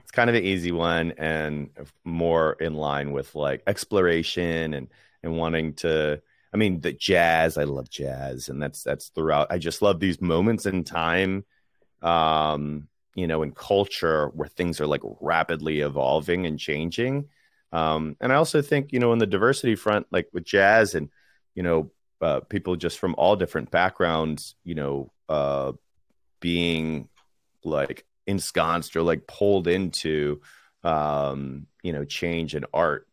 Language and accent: English; Washington, District of Columbia, United States; moved away; I grew up in Washington, D C